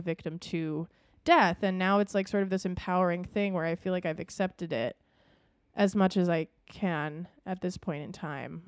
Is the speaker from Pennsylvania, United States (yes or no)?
no; Minnesota, United States; we grew up in Minnesota